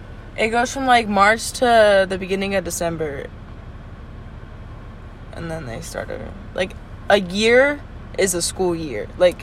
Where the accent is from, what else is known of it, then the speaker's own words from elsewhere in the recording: United States; also born or lived in Peru; I'm American.